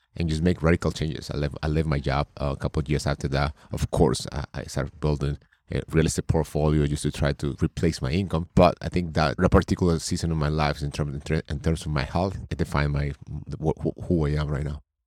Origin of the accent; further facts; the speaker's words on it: Colombia; also born or lived in New York State; now in New York, United States; I'm originally from Colombia. I live in New York State.